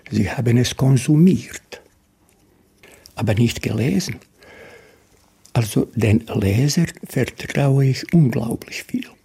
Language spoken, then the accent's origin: German; Duvna, Federation of Bosnia and Herzegovina, Bosnia & Herzegovina; born there; Mein Geburtsort Duvna, die wunderschöne Stadt Mostar, äh, aus Split.